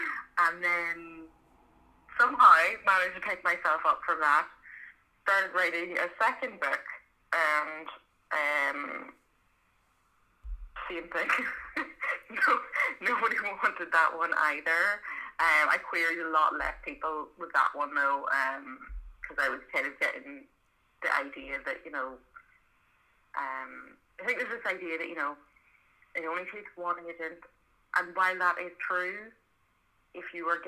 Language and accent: English; County Monaghan, Ireland; accent: Belfast; now in Belfast, United Kingdom; I'm actually from the south, so I'm from Monaghan, which is a place that nobody's ever heard of, but I have lived in Belfast for about 15 years, and have now got like kind of a Belfast accent.